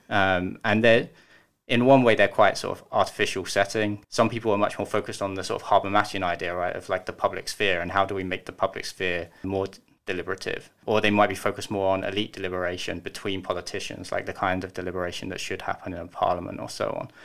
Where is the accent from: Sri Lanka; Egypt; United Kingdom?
United Kingdom; now in Germany; I'm British